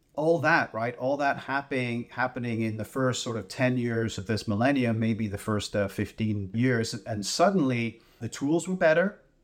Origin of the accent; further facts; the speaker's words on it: Canada; as a Canadian